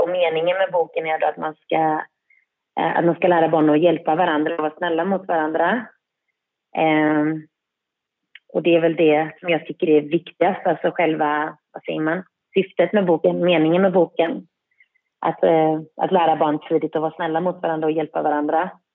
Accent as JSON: {"language": "Swedish", "town": "Särö", "region": "Västra Götaland", "country": "Sweden", "tie": "born or raised there", "said": "jag är uppväxt i Säre"}